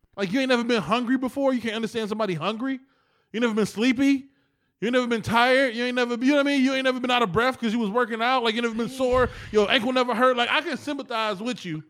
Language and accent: English; East Cleveland, Ohio, United States; We came back to E C.